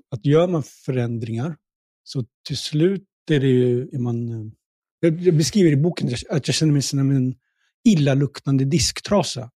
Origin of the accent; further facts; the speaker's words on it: Stockholm, Stockholm County, Sweden; also born or lived in Pakistan; jag är uppvuxen i Tensta